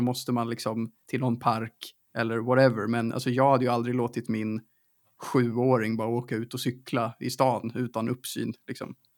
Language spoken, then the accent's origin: Swedish; Stockholm, Stockholm County, Sweden; jag är uppvuxen i Stockholms innerstad